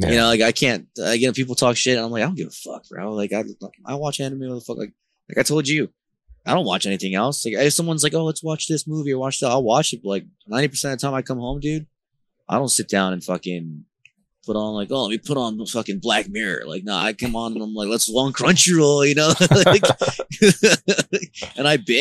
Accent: Newark, New Jersey, United States; also born or lived in California / Elizabeth, New Jersey / Honduras; I grew up in the hood of Jersey. I grew up in Newark and I also grew up in Elizabeth

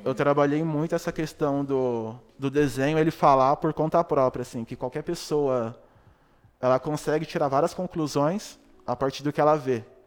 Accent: São Paulo, Brazil; Eu morava bem próximo, né, tipo, do Brau, mano. Do Brau e do Blue, porque eu sou da Zona Sul, né, do Capão

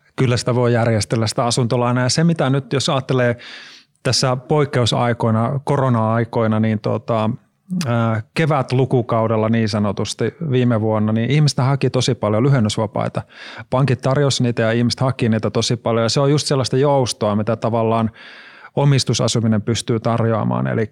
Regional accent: Oulu, North Ostrobothnia, Finland; moved away; mä oon Oulusta itse kotoisin

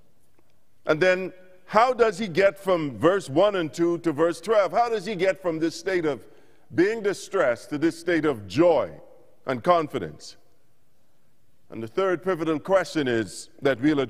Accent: Bahamas; moved away; I'm from the Bahamas originally and moved away in early 90s

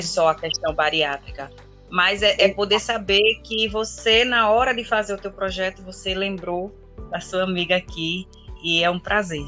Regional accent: Alagoas, Brazil; sou alagoana

